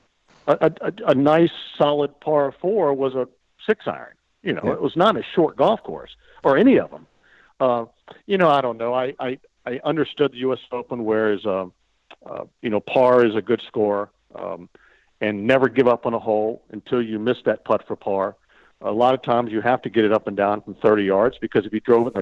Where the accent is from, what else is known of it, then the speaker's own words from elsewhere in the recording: United States; being the American kid